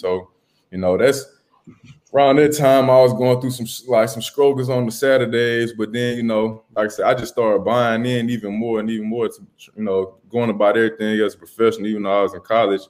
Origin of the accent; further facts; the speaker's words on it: Mississippi, United States; growing up in Mississippi